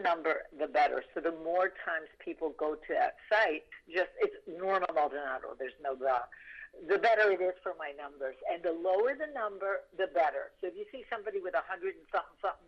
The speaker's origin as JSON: {"language": "English", "country": "Puerto Rico", "tie": "born or raised there", "said": "When I was growing up in Puerto Rico"}